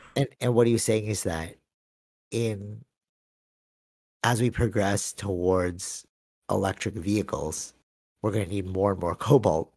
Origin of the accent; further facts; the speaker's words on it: Philippines; I'm Filipino